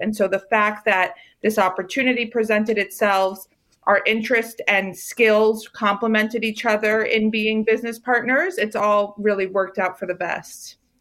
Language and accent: English; Rockville, Maryland, United States; I grew up in Rockville, Maryland